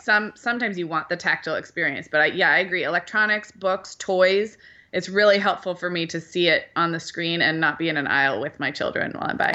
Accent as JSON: {"language": "English", "town": "Santa Barbara", "region": "California", "country": "United States", "tie": "born or raised there", "moved": "yes", "said": "growing up in Santa Barbara"}